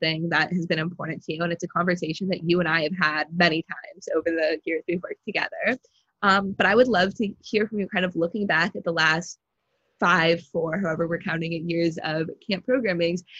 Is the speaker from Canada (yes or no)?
no; Northern California, United States; I'm from the Northern California community